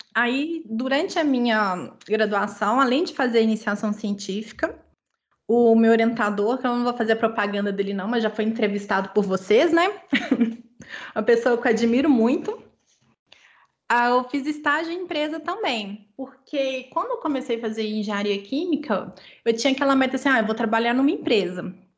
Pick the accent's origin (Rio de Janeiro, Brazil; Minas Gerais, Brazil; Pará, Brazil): Minas Gerais, Brazil; moved away; nós somos mineiros